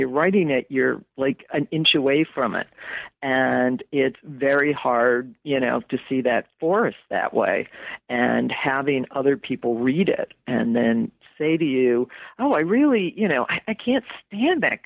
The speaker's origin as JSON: {"language": "English", "town": "West Hartford", "region": "Connecticut", "country": "United States", "tie": "born or raised there", "said": "I grew up in West Hartford, Connecticut"}